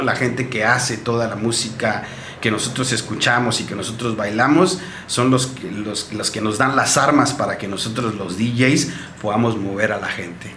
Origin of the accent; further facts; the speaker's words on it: Huatulco, Oaxaca, Mexico; yo soy nativo de aquí, de Santa Cruz, Huatulco